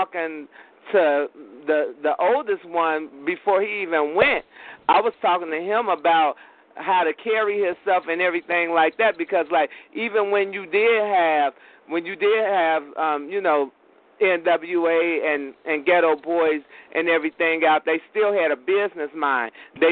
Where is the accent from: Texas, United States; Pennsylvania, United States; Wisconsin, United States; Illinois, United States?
Illinois, United States; Chicago; I grew up battling and riding. I'm from Chicago, riding on the L's